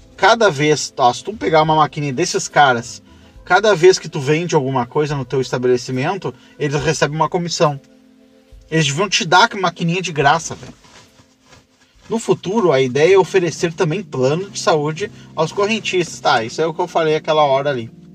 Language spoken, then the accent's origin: Portuguese; Brazil; pro Brasil, que aqui a gente é caipira